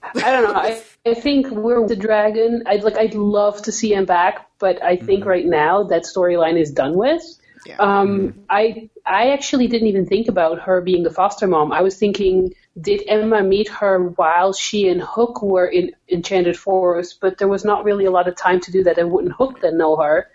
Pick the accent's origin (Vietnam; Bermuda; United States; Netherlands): Netherlands; now in Canada; I'm from the Netherlands